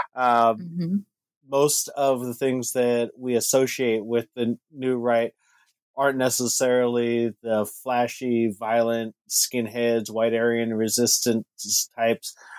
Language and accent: English; California, United States; growing up in one of the most racially diverse uh, cities uh, in California